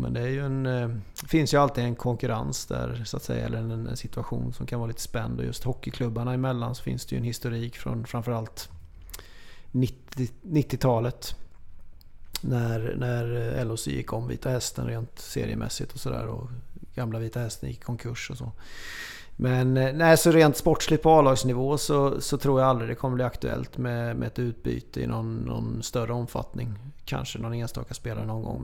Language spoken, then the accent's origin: Swedish; Småland, Sweden; jag är smålänning